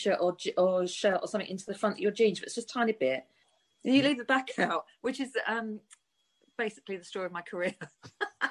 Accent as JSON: {"language": "English", "region": "London", "country": "United Kingdom", "tie": "born or raised there", "said": "I was born in Lambeth"}